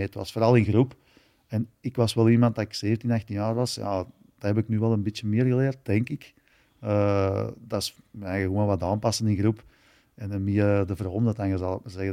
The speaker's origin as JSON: {"language": "Dutch", "country": "Belgium"}